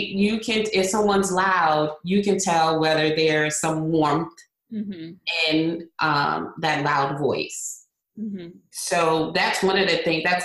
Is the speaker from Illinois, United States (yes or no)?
no; Hartford, Connecticut, United States; now in Florida, United States; I am originally from Hartford, Connecticut, And I currently live in the Sunshine State of Florida